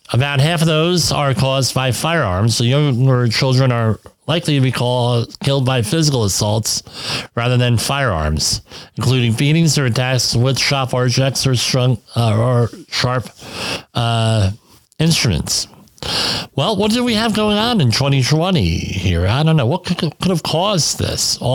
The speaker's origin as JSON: {"language": "English", "town": "Woodbridge", "region": "New Jersey", "country": "United States", "tie": "born or raised there", "said": "where I grew up on the Arthur Kill River, uh, we had huge amounts of uh, garbage from Fresh Kills landfill. I mean, largest land, one of the largest landfills in the country, washing up on Woodbridge's uh, beaches, Woodbridge, New Jersey's beaches."}